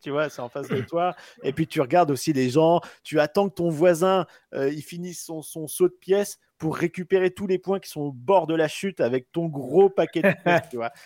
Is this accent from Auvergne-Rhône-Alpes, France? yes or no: no; Pas-de-Calais, Hauts-de-France, France; moved away; je viens du Pas-de-Calais à la base